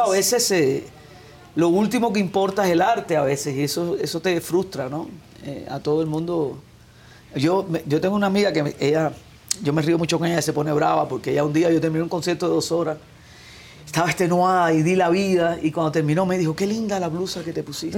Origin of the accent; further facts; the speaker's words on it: Cuba; moved away; Yo me crié en mi casa con esa música, la trova, el punto guajiro, la música guajira. Después el barrio era toda la música santería, la rumba, el guaguancó